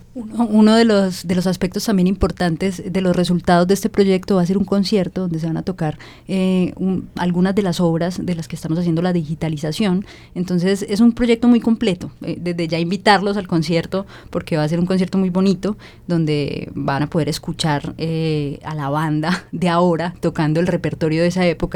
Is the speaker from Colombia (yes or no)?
yes; Cali, Valle del Cauca, Colombia; yo soy caleña